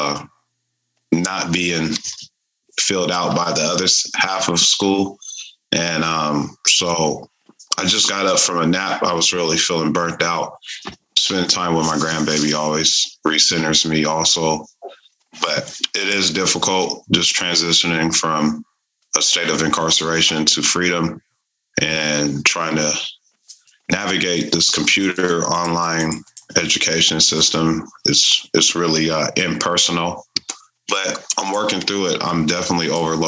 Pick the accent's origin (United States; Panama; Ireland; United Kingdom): United States; Tacoma, Washington; I'm from Tacoma, Washington